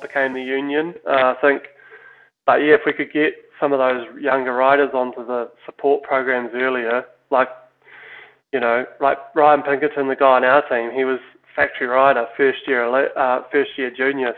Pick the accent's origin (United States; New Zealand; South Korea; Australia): New Zealand; we're obviously Kiwi